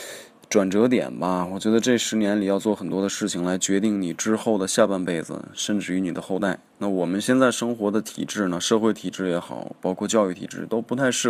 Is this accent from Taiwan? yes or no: no; China; 因为作为中国人来说，